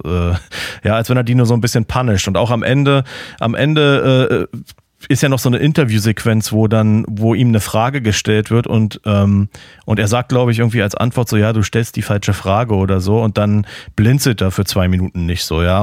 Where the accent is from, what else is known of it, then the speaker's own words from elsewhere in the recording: Berlin, Germany; now in Florida, United States; als Berliner